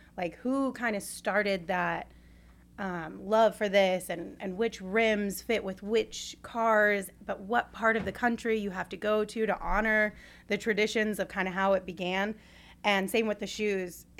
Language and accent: English; Sierra Vista, Arizona, United States; I grew up in Sierra Vista, which had like maybe one billboard in the entire town